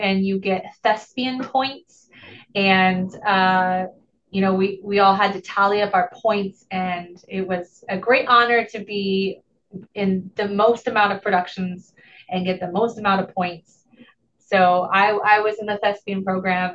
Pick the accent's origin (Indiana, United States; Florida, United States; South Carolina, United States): Indiana, United States; Kendallville; moved away; I went to East Noble High School in Kendallville, Indiana, which is Noble County.